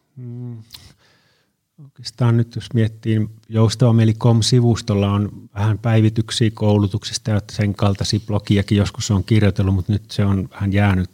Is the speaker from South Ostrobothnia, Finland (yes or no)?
no; Oulu, North Ostrobothnia, Finland; now in Tampere, Finland; mä olen Oulusta kotoisin ja mä käyn siellä joskus